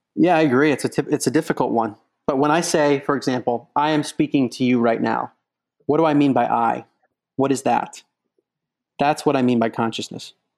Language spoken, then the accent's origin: English; outside of Baltimore, Maryland, United States; moved away as an adult; also born or lived in Princeton, New Jersey / New York / Boston; now in San Francisco, United States; I grew up outside of Baltimore, Maryland